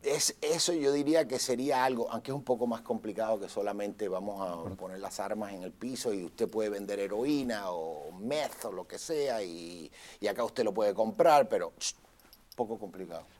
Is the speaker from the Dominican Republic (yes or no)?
no; Puerto Rico; now in Los Angeles, United States; yo soy nacido en Puerto Rico, mi pasaporte dice Puerto Rico, USA. Pero yo vivo en Los Ángeles, en California